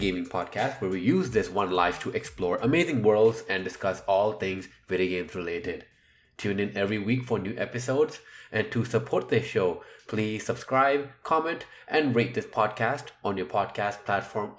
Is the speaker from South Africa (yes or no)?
no; Canada; I'm Canadian.